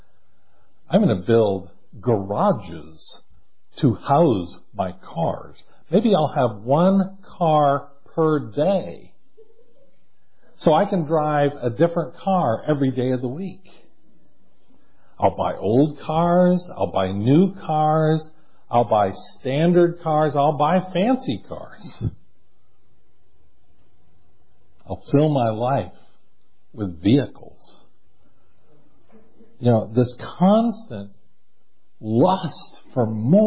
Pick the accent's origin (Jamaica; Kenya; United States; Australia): United States; We are American Christians